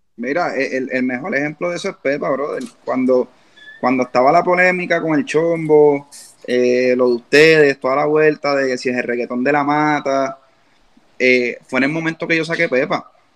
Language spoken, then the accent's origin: Spanish; Puerto Rico; como boricua